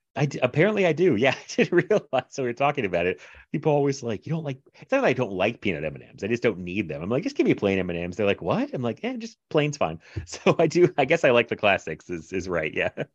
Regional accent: Chesapeake, Virginia, United States; also born or lived in Florida; I grew up the same place I live now, actually. Uh, Chesapeake, Virginia

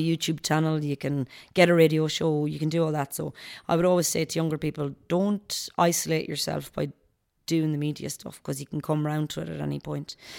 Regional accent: Knockmore, Connacht, Ireland; I'm born and raised in Gaelic football at home in Knockmore. I was always part of the club.

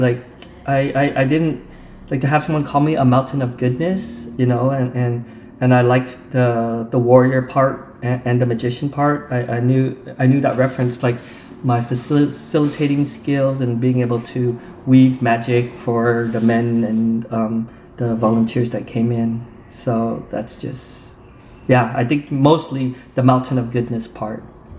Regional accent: Provo, Utah, United States; I grew up in Provo, Utah, which is during that time, it was right after the Vietnam War, so I would not be surprised if we were the very first Vietnamese family there to settle in Utah.

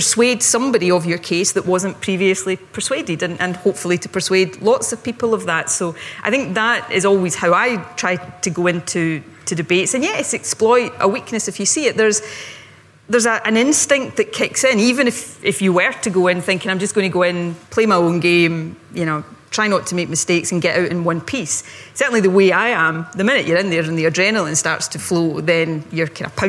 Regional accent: Ayrshire, Scotland, United Kingdom; also born or lived in Glasgow; where I grew up in Ayrshire

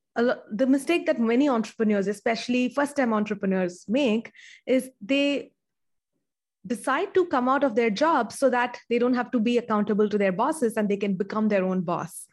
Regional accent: India; I, uh, grew up in India and I still live in India.

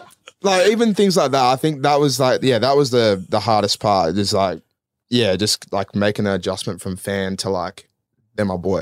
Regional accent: Melbourne, Victoria, Australia; born and raised in Melbourne. So, like, I've always been here

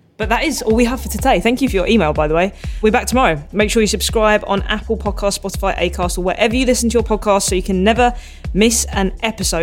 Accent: United Kingdom; accent: British; I kind of like my accent. British accent's all right

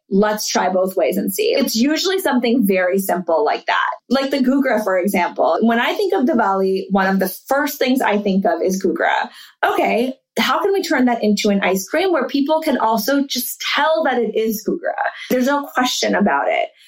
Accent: Charlotte, North Carolina, United States; moved away; also born or lived in New York City / London; I grew up in Charlotte and went to a private school.

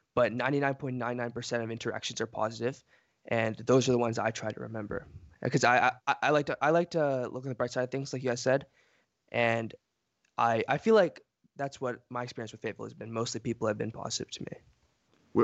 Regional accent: Fayetteville, United States; also born or lived in Bronx, New York City / Philadelphia; we moved to Philadelphia and then Fayetteville. I've been here, I think, fif-, fourteen, fifteen years.

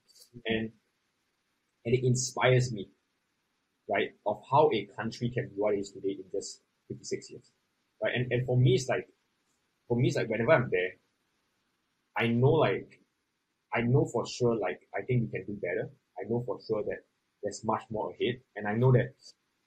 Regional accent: Singapore; As a Singaporean, I think we can do something and we can really put a name on the global map for ourselves

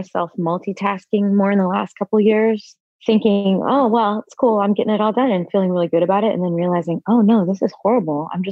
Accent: Texas, United States; moved away; I loved growing up in Texas.

